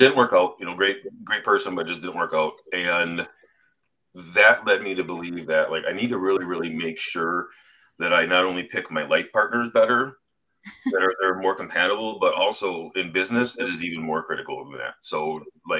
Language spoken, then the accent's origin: English; Wisconsin, United States; I'm from Wisconsin.